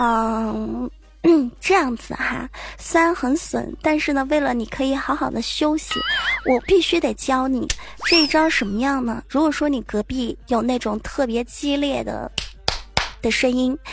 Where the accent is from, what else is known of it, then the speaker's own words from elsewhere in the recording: China; 我们中国人是按农历来的